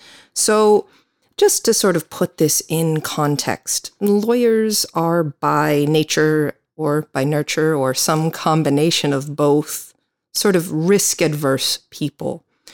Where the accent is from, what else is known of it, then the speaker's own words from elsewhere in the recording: United States; I am an American attorney.